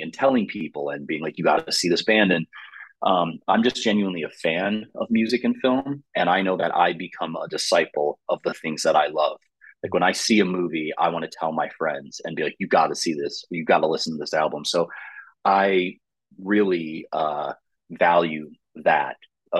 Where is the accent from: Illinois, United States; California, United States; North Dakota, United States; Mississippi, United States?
Illinois, United States; Chicago; The Northwest suburbs in the Midwest of Chicago